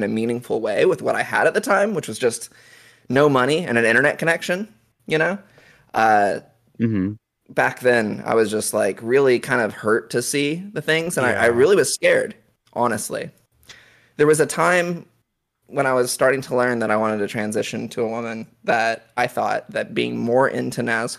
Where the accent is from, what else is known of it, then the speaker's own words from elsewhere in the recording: Oklahoma, United States; It was, yeah, because I grew up in Oklahoma.